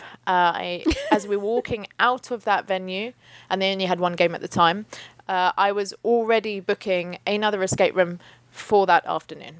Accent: United Kingdom; now in London, United Kingdom; we're British, we don't do guns here

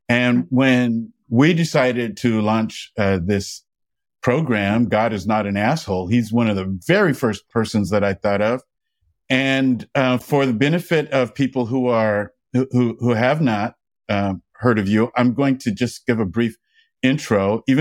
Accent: Atlanta, Georgia, United States; now in New York City, United States; I'm from Atlanta.

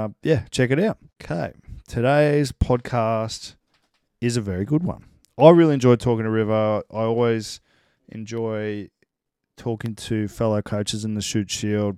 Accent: Coffs Harbour, New South Wales, Australia; moved away; we're all country people originally. I'm from Coffs Harbour

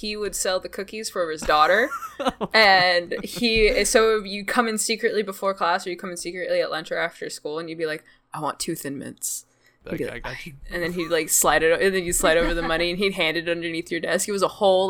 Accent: Southern California, United States; I'm from Southern California. We have a lot of Hispanics in our area

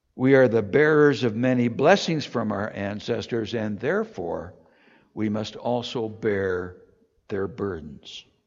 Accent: Toronto, Ontario, Canada; I grew up in Toronto

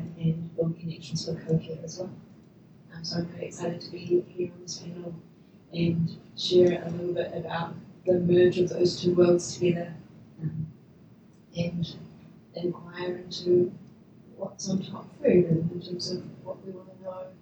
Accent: Snells Beach, Auckland, New Zealand; also born or lived in Rotorua; now in Wellington, New Zealand; I was born in Rotorua, grew up in Snails Beach, which is North Auckland, moved to Wellington, and been here for about 10 years.

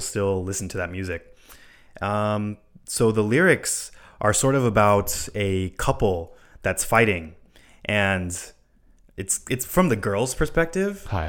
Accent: Hawaii, United States; born or raised there; moved away

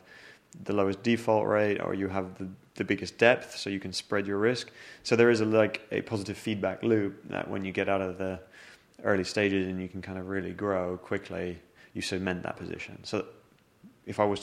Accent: London, United Kingdom; also born or lived in Zurich, Switzerland; I moved to London when I was 12 years old, so I view myself as like a Londoner

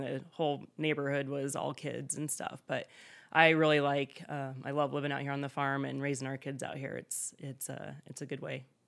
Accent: South Central Nebraska, United States; moved away as an adult; also born or lived in Des Moines, Iowa; now in Underwood, Iowa, United States; I did not grow up here in Iowa. I grew up in South Central Nebraska in a small town, ag community, but not on a farm.

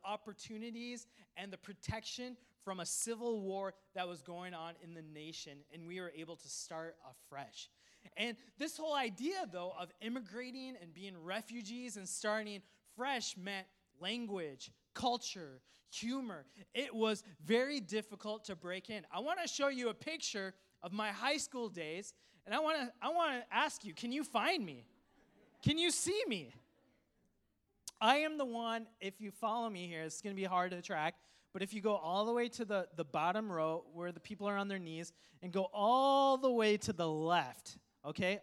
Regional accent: Coon Rapids, Minnesota, United States; English is a second language; also born or lived in Sri Lanka; I grew up in Coon Rapids, Minnesota. My family immigrated from a tropical island, Sri Lanka, to Minnesota in America in the wintertime

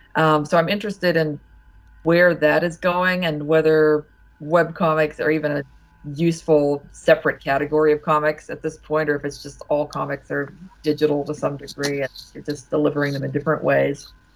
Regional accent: Ohio, United States; moved away; also born or lived in Pittsburgh, Pennsylvania / Vassar, New York; I mostly grew up in Ohio

